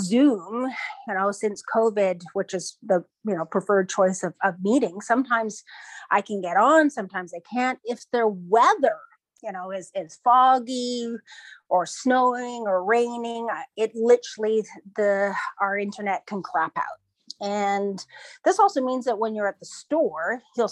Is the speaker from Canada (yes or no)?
yes; Iqaluit, Nunavut, Canada; I'm from Iqaluit, which is the capital of Nunavut, my home community.